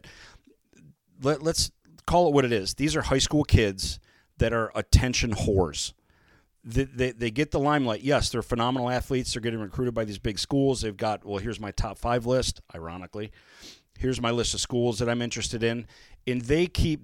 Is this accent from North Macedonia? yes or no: no; Michigan, United States; moved away; I'm from Michigan